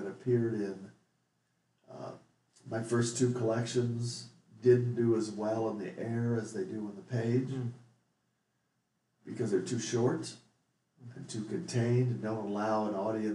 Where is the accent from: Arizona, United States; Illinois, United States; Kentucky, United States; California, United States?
Illinois, United States; Bethalto; I spent 22 years growing up in Bethalto, Illinois